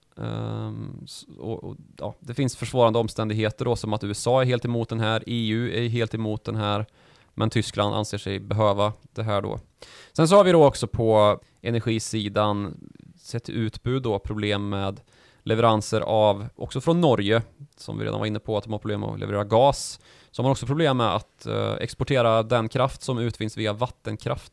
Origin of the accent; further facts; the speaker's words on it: Sweden; vi svenskar